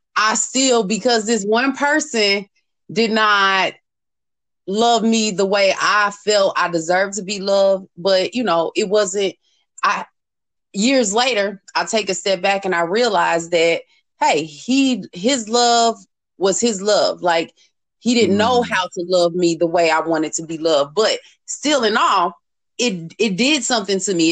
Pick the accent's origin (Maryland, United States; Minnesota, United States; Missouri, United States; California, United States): Missouri, United States; St. Louis; moved away; St. Louis in, in my hometown